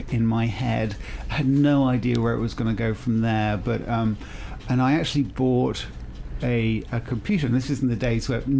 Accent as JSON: {"language": "English", "town": "Marlborough", "region": "South West England", "country": "United Kingdom", "tie": "born or raised there", "also_born_or_lived": "France", "moved": "yes", "said": "I grew up in the West Country."}